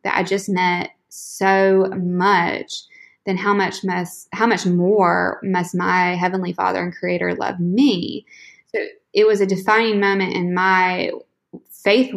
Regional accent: North Carolina, United States; I was going to move back to North Carolina, basically with my tail between my legs, traveling back to my hometown

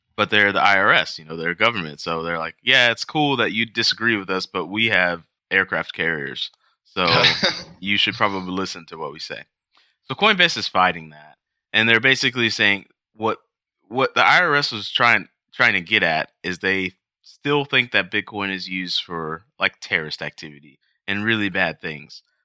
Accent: United States; being an American, uh, which is what we are

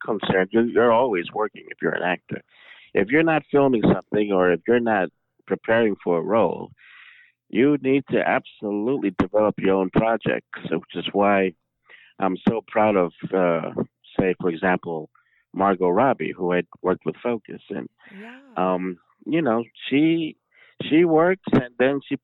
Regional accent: New York, United States; I'm born and raised in New York.

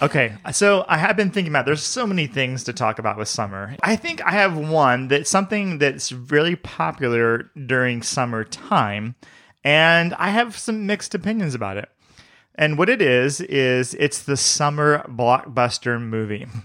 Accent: the South, United States; I grew up in the South

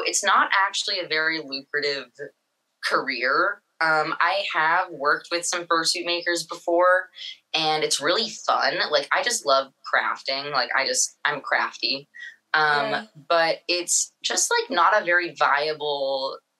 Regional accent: Seattle, Washington, United States; I'm from Seattle, Washington. I went to high school up here.

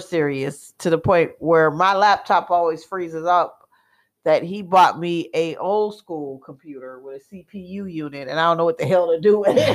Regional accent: Milwaukee, Wisconsin, United States; I'm from Milwaukee

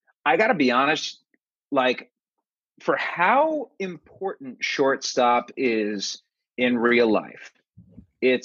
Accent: Cleveland, Ohio, United States; moved away; I grew up in Cleveland

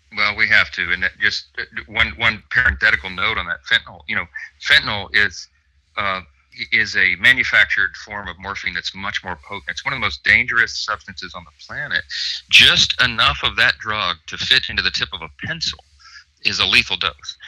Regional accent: Shreveport, Louisiana, United States; My hometown of Shreveport, where you and I spend a lot of our time

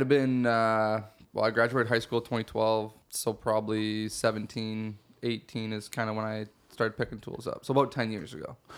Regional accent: Shelburne, Ontario, Canada; I grew up in Shelburne, so not too far from here in Dufferin County

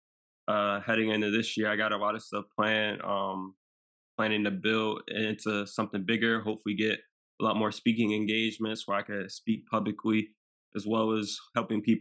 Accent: Maryland, United States; I'm from Maryland

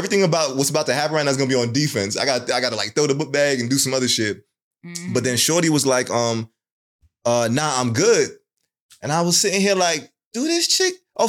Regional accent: Jamaica; You know, I'm Jamaican.

